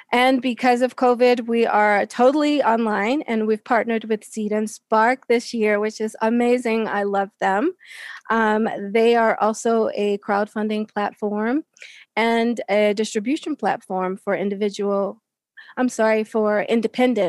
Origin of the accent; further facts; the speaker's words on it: Baltimore, Maryland, United States; I was born in 1974 in Baltimore, Maryland. I went to Muslim school. I went to a masjid all my life in Baltimore